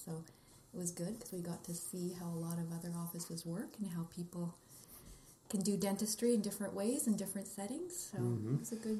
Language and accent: English; Regina, Saskatchewan, Canada; moved away as an adult; also born or lived in Winnipeg / Calgary; I'm from Regina. Okay. I just went to Winnipeg for university and we met there in 1994.